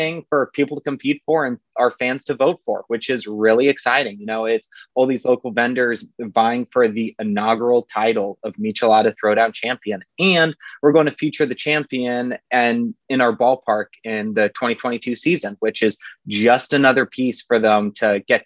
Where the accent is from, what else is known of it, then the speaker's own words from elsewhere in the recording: Bay Area, California, United States; moved away as an adult; now in Fresno, United States; I'm not from Fresno. I'm from the Bay Area. I came here to attend Fresno State.